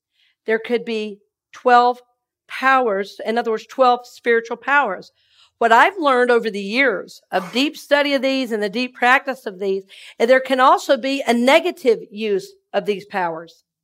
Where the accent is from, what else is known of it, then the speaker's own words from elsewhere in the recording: Red Oak, Georgia, United States; now in Tampa, United States; I'm from Red Oak, Georgia